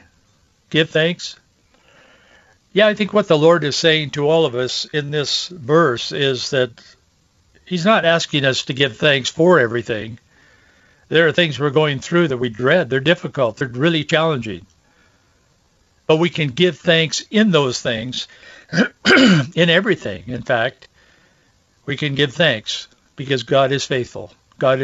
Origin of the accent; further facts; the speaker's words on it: Yakima Valley, Washington, United States; in the orchards where I grew up in Yakima Valley